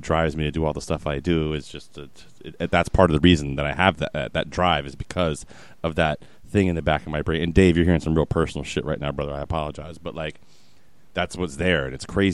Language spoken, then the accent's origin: English; Virginia, United States; I'm from Virginia.